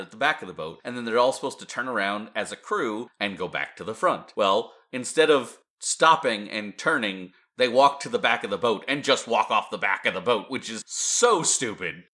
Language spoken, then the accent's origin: English; Pennsylvania, United States; I come from Pennsylvania